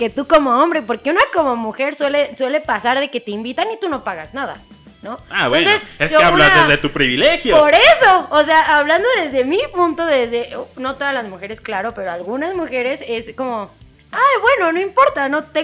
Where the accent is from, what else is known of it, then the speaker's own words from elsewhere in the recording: State of Mexico, Mexico; los que somos del Estado de México.